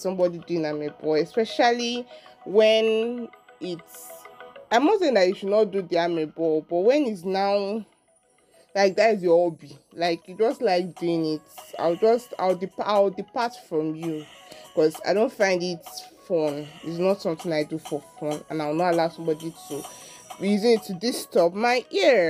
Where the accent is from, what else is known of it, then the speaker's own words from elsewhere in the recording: Enugu State, Nigeria; I'm from Enugu State, with the local government, Amufiago Afa.